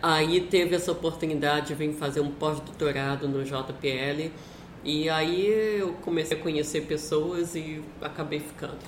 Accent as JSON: {"language": "Portuguese", "country": "Brazil", "moved": "yes", "said": "na época que eu saí do Brasil"}